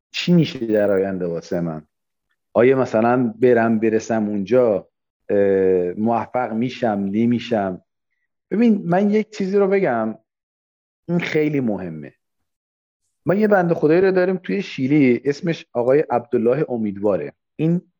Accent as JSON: {"language": "Persian", "town": "Abadan", "region": "Khuzestan", "country": "Iran", "tie": "born or raised there", "said": "من که بچه آبادانم من که جنگ رو دیدم من که به معروف انقلاب دیدیم چیز خیلی چیزا دیده بودیم"}